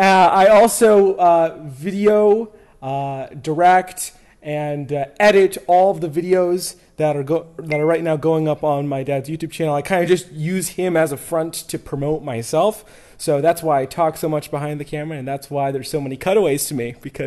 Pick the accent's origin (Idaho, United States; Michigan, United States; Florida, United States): Florida, United States; Orlando; We're all from Florida originally. Aaron, you grew up in Orlando. I grew up in Orlando.